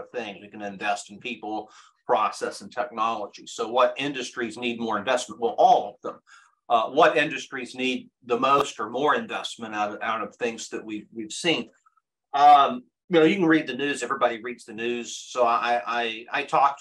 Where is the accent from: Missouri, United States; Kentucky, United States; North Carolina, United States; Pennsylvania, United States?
Kentucky, United States; We grew up in Kentucky